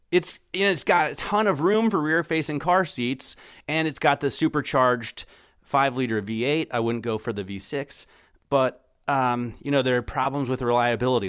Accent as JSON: {"language": "English", "country": "United States", "said": "I'm American"}